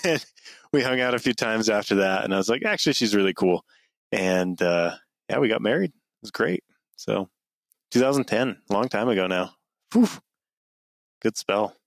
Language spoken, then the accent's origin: English; Mountain Green, Utah, United States; I grew up in northern Utah a little town called Mountain Green, uh, kind of up in the mountains, as the name suggests